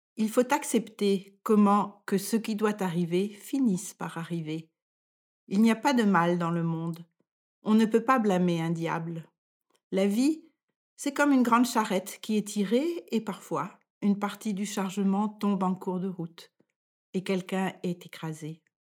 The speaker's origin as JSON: {"language": "French", "country": "France", "moved": "as an adult", "lives_now": "Denmark", "said": "Je suis française et je vis au Danemark depuis plus de 40 ans."}